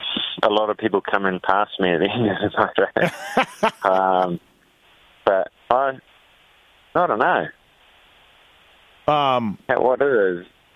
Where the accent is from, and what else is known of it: New Zealand